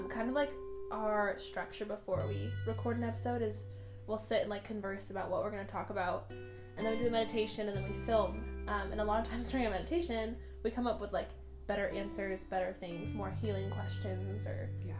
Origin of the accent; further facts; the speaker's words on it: Bay Area, California, United States; we are cousins from the Bay Area.